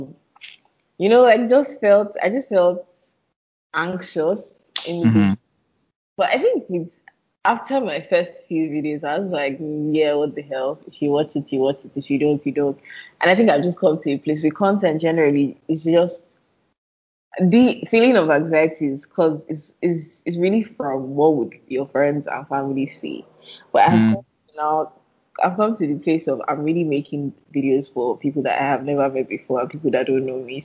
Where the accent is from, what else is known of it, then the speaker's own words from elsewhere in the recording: Nigeria; I'm Nigerian, right? And growing up Nigerian